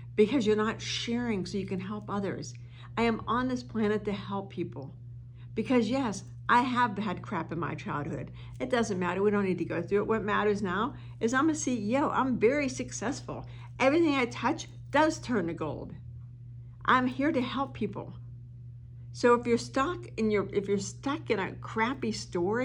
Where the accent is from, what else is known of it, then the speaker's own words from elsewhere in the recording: East Coast, United States; now in Arizona, United States; And I'm from the East Coast. I live in Arizona now, but I'm from the East Coast